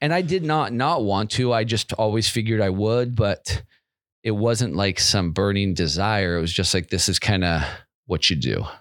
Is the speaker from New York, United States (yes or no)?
no; Federal Way, Washington, United States; also born or lived in Seattle, Washington; I grew up in a town called Federal Way, which is like fifteen miles south of Seattle